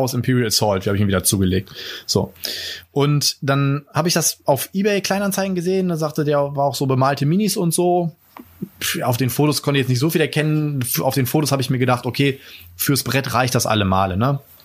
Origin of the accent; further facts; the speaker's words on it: Germany; bei uns in Deutschland